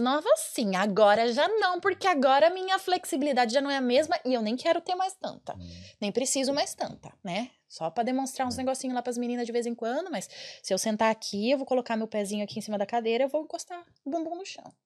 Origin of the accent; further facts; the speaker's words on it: Brazil; now in Ireland; eu sou, sou, muito brasileira, eu amo o Brasil, sabe? Eu moro na Irlanda, mas eu amo o Brasil